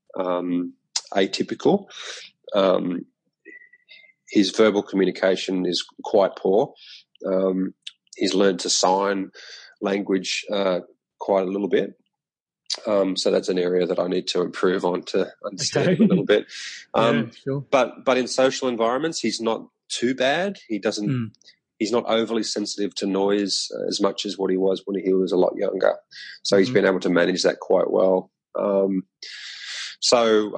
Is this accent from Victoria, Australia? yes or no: no; Coffs Harbour, New South Wales, Australia; moved away as an adult; also born or lived in Wollongong / Sydney; Grew up in Coffs Harbour in New South Wales